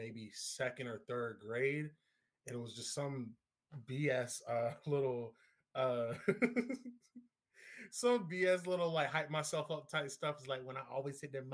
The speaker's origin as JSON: {"language": "English", "town": "Norfolk", "region": "Virginia", "country": "United States", "said": "I'm from the greater 757 area, if you will, Norfolk, Virginia, if you will, Hampton Roads, down home"}